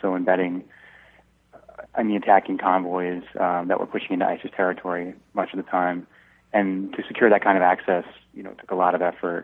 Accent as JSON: {"language": "English", "area": "Long Island", "region": "New York", "country": "United States", "tie": "born or raised there", "said": "I was a senior in high school when the Twin Towers fell, and I'm from Long Island, so my high school is about 20 miles from the World Trade Center."}